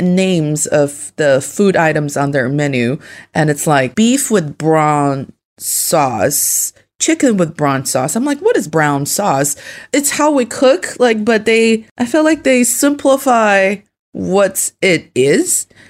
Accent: Northeast China, China; also born or lived in United States; now in Beijing, China; I am from the northeast part of China, and I'm speaking to you from Beijing at this very moment.

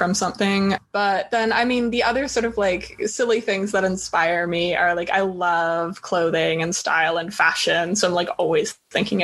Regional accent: Toronto, Ontario, Canada; moved away as an adult; now in Vancouver, Canada; so I grew up in Toronto. I finished high school in Toronto

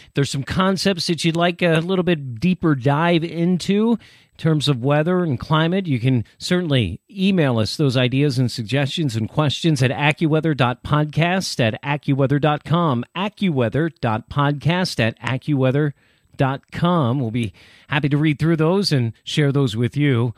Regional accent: Millersville, Pennsylvania, United States; now in Chicago, United States; Millersville, Pennsylvania, my hometown

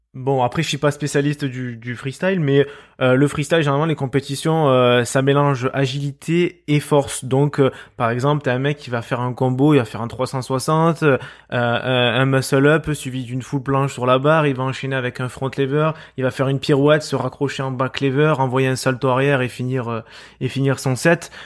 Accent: Marseille, Provence-Alpes-Côte d'Azur, France; accent: Marseille; je suis marseillais, on peut l'entendre euh, très certainement à, ma voix

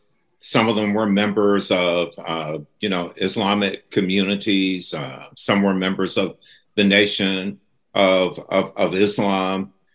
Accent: Boston, Massachusetts, United States; moved away; also born or lived in New York; Boston, which is my hometown

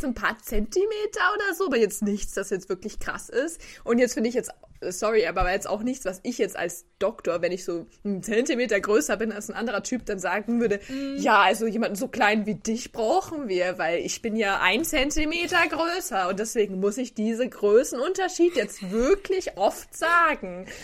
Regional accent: Germany; ich als Deutscher

